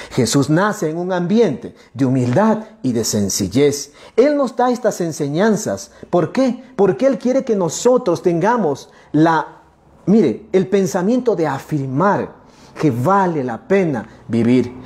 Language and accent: Spanish; central Sierra, Ecuador; Somos latinos, somos sudamericanos, somos ecuatorianos, somos de este rinconcito, ¿sí? De este rinconcito hermoso. La sierra centro de nuestro país